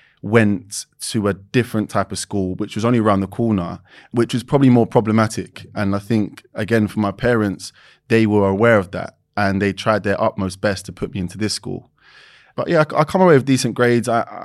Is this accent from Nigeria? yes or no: no; London, United Kingdom; East London, born and raised.